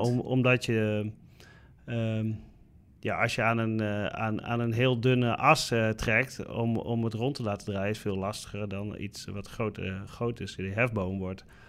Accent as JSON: {"language": "Dutch", "country": "Netherlands", "said": "als Nederlander zijnde"}